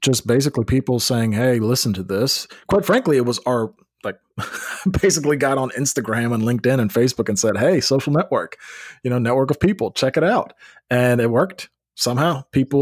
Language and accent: English; Memphis, Tennessee, United States; now in Nashville, United States; I grew up in Memphis.